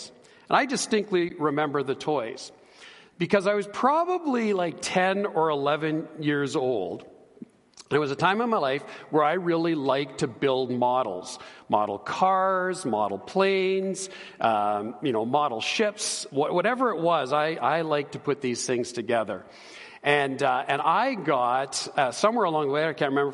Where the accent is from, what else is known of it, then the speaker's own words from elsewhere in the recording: Edmonton, Alberta, Canada; I've been born and raised in Edmonton.